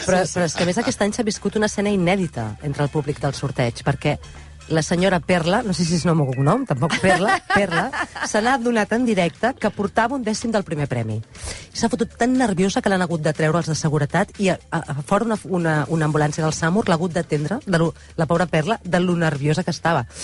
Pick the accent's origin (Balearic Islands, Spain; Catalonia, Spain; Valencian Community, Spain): Catalonia, Spain; som catalans